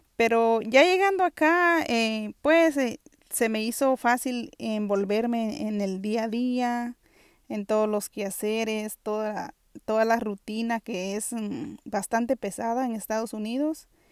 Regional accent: Guatemala; now in New York City, United States; yo soy originaria de Guatemala y actualmente vivo en la ciudad de Nueva York

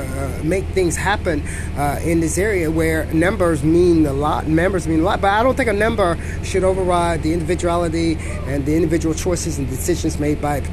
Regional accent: United States; I'm an American

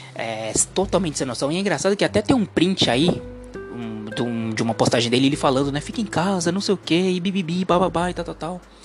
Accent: Santos, São Paulo, Brazil; eu sou aqui do litoral, sou de Santos

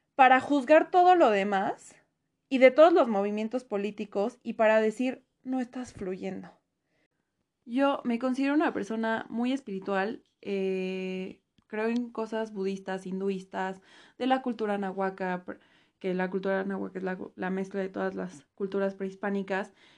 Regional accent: Mexico; nos cuesta muchísimo, en general como mexicanos

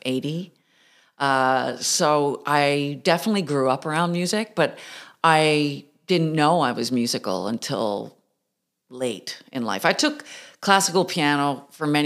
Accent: Mount Pearl, Newfoundland and Labrador, Canada; moved away as an adult; also born or lived in Toronto; I grew up outside St. John's in Mount Pearl

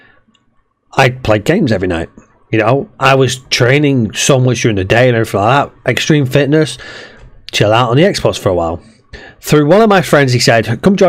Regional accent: Preston, North West England, United Kingdom; I'm from Preston as well

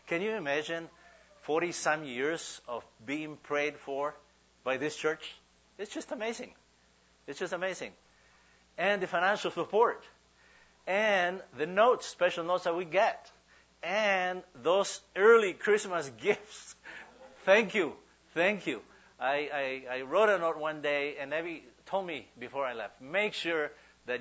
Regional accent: Huehuetenango, Guatemala; English is a second language; moved away as an adult; now in United States; We go to churches in my hometown, in Huehuetenango, Guatemala

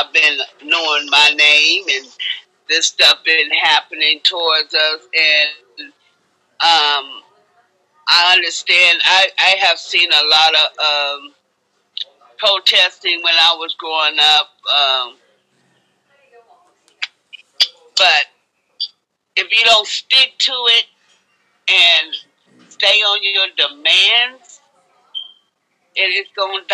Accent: Fresno, California, United States; from Fresno, California

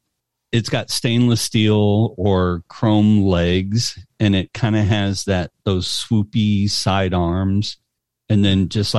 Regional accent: Midwest, United States; growing up in the Midwest

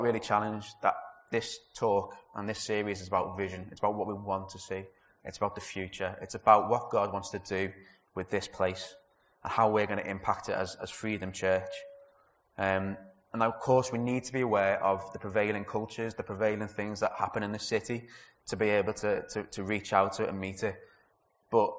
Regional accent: Liverpool, North West England, United Kingdom; also born or lived in Leeds; I am a Scouser, a passionate Scouser. I was born in Everton

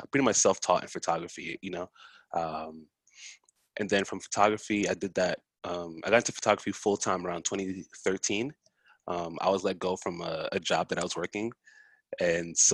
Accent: New York City, New York, United States; also born or lived in Harlem, New York City; I'm from Far Rockaway, Queens

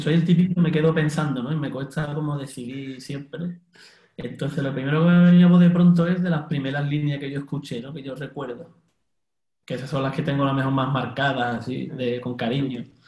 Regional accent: Cádiz, Andalusia, Spain; moved away as an adult; now in Barcelona, Spain; yo realmente soy de Cádiz, y, llego llevo aquí en Barcelona viviendo casi

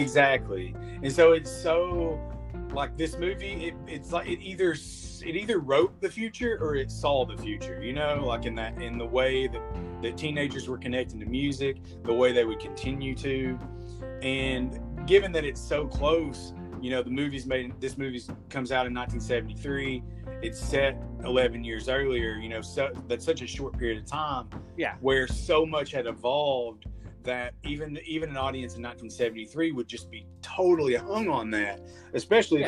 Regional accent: Clinton, United States; I grew up here in Clinton

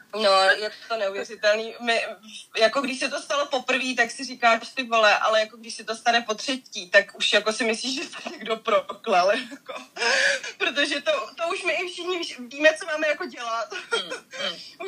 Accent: Prague, Czechia; Není to moje bydliště, prostě já jsem z Prahy

